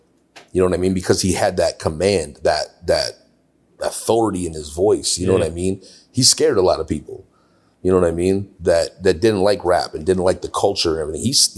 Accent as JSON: {"language": "English", "region": "California", "country": "United States", "tie": "born or raised there", "moved": "as an adult", "lives_now": "Buffalo, United States", "said": "I grew up in California."}